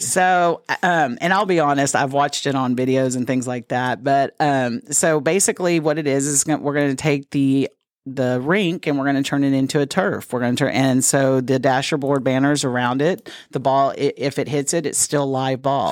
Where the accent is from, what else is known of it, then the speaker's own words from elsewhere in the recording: Dallas, Texas, United States; moved away as an adult; now in Corpus Christi, United States; I was raised in the Dallas-Fort Worth area